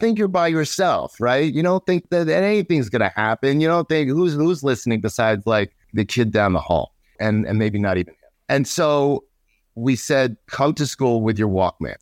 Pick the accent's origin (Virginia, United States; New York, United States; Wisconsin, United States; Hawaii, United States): New York, United States; New York City; I grew up in New York, Queens, New York.